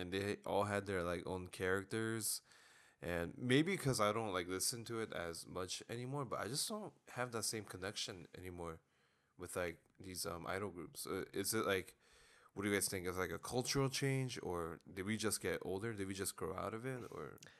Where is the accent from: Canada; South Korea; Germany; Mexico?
South Korea; I was born in Korea